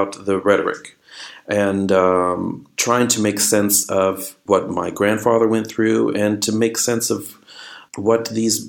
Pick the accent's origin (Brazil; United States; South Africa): United States; Los Angeles, California; growing up in Los Angeles